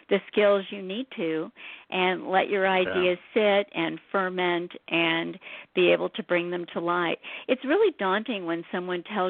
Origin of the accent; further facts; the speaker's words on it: St. Louis, Missouri, United States; I grew up in St. Louis.